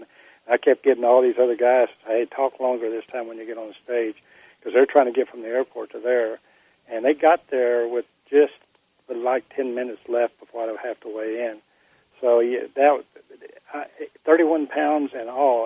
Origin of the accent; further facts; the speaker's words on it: Texas, United States; I came from Texas